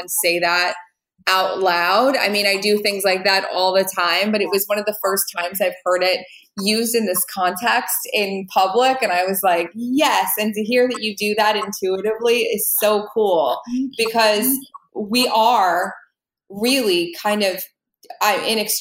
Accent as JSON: {"language": "English", "region": "New Jersey", "country": "United States", "said": "I'm from New Jersey"}